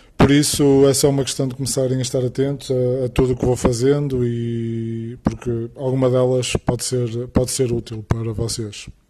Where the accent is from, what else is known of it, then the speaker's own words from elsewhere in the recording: Porto, North, Portugal; sou do Porto